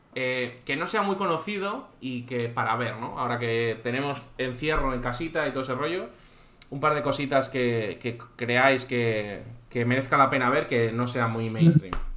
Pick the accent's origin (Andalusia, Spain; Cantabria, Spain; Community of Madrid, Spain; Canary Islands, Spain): Cantabria, Spain; now in Valencia, Spain; Yo soy de Cantabria, vivo en Valencia